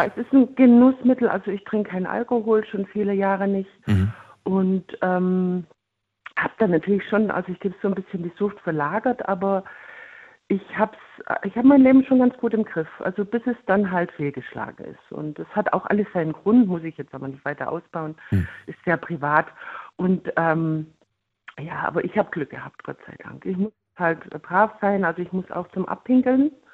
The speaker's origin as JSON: {"language": "German", "country": "Germany", "said": "bei uns in Deutschland"}